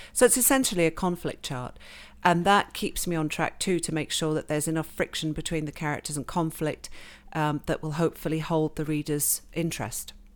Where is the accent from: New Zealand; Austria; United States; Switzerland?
Switzerland; accent: very English; moved away as an adult; also born or lived in England; now in Canada; I grew up in, born in England, grew up in Switzerland